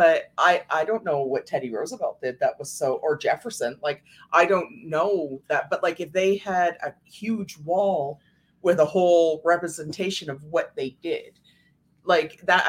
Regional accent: Canada; with us being Canadian.

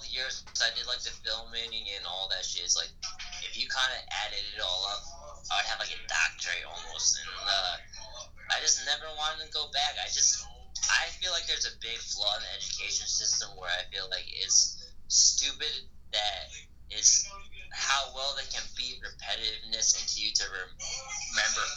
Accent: Connecticut, United States; also born or lived in Seoul, South Korea; I'm from Connecticut for sure. I mean, I am from Korea

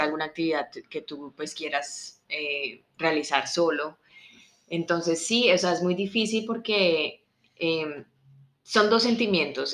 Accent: Colombia; moved away as an adult; yo soy colombiana

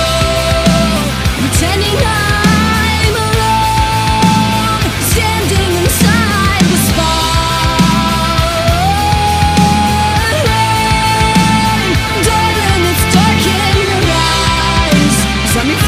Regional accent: Ohio, United States; they're from Ohio. So, you know, that's my hometown. That's my home area

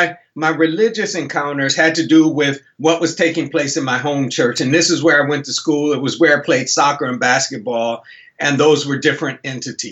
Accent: Buffalo, New York, United States; moved away as an adult; also born or lived in Minnesota; now in Houston, United States; I grew up in Buffalo, New York

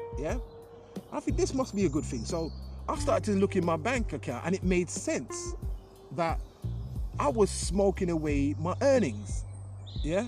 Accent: Jamaica; now in London, United Kingdom; growing up in Jamaica

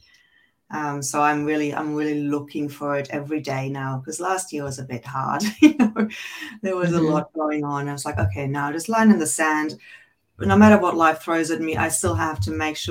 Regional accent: Germany; I grew up in Germany with two parents who were children in post-World War II

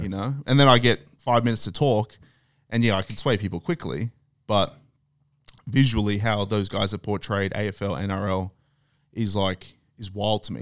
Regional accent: Australia; moved away; I'm from Australia.

